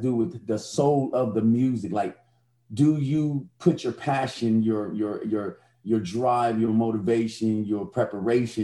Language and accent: English; Chicago, Illinois, United States; I grew up in Chicago, so I'm in some of the poorest housing developments in the nation